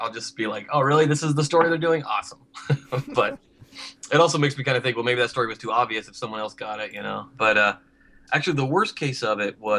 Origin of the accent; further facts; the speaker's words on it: Ohio, United States; I grew up in Ohio